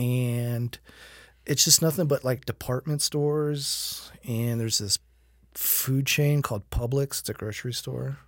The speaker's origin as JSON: {"language": "English", "town": "Fort Myers", "region": "Florida", "country": "United States", "moved": "yes", "said": "I hail from Fort Myers, Florida"}